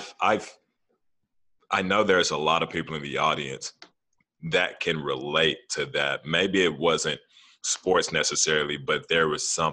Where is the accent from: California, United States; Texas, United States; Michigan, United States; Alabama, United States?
Texas, United States; Fort Worth; I'm from Como